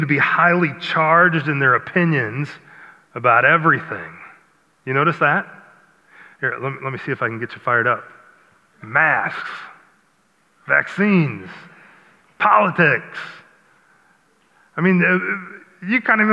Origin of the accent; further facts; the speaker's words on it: Iowa, United States; I grew up in Iowa